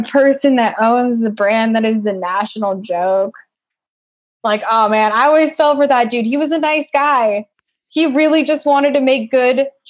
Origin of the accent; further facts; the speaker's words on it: Colorado, United States; moved away; in the town next to my hometown